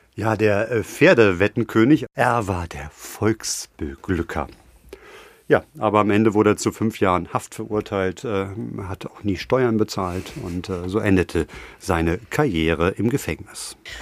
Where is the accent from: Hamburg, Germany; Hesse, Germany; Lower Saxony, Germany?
Hamburg, Germany; in meiner Heimatstadt Hamburg